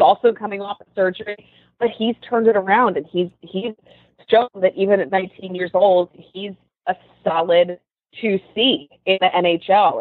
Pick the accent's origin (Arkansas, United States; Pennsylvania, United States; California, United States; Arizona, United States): Pennsylvania, United States; Philadelphia; I'm from Philadelphia